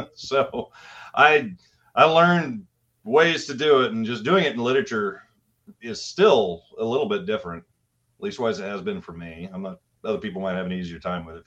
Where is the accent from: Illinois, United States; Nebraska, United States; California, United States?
Nebraska, United States; also born or lived in Kansas; I'm from Midwest Nebraska in the tri-state area